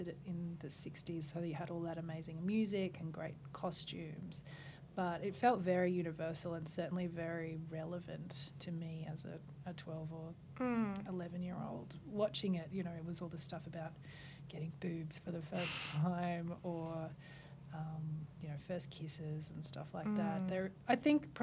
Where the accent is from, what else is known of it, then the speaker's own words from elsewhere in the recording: St George, Queensland, Australia; moved away; St. George, my hometown